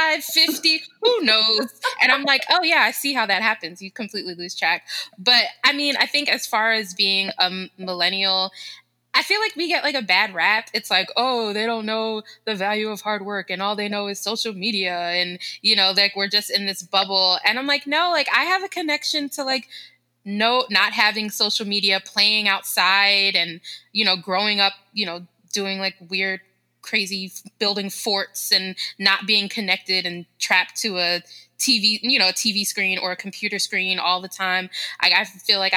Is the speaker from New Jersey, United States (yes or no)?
yes; Newark, New Jersey, United States; we grew up in Newark, New Jersey